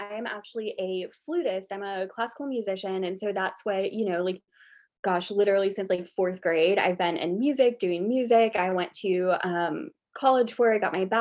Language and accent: English; Florida, United States; I'm originally from Florida